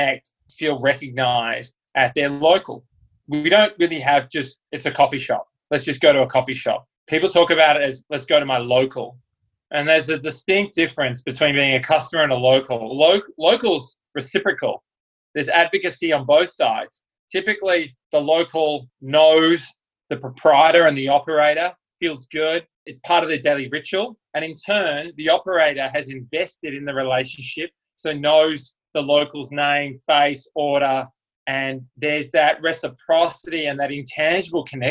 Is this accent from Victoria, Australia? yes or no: yes; Melbourne, Victoria, Australia; moved away; I'm from Melbourne, Australia